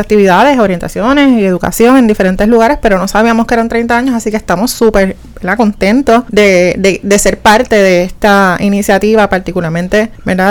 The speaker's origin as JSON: {"language": "Spanish", "country": "Puerto Rico", "said": "somos puertorriqueños"}